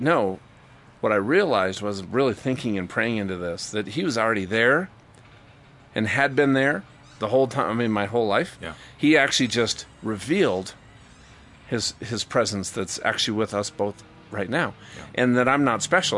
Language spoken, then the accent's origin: English; Minnesota, United States; I've always you know ridden you know trail rides growing up in Minnesota.